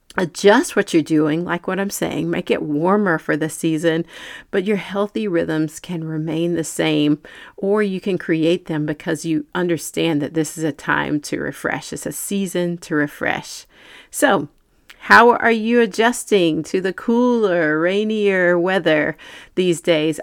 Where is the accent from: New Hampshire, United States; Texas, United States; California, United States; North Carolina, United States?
North Carolina, United States; also born or lived in Manhattan, New York; I grew up in North Carolina